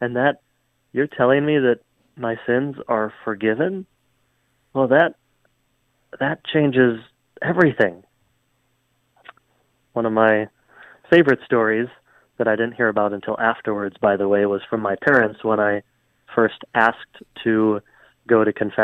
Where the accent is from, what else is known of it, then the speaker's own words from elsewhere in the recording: Hudson, Wisconsin, United States; I grew up in Hudson, Wisconsin